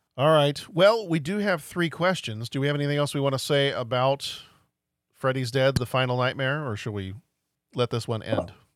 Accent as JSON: {"language": "English", "region": "Texas", "country": "United States", "tie": "born or raised there", "said": "I grew up in Texas"}